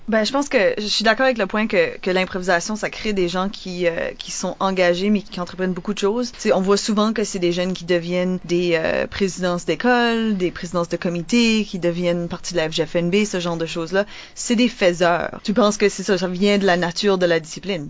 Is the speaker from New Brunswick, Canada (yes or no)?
yes; New Brunswick, Canada; peut-être du monde du sud-est, comme, comme moi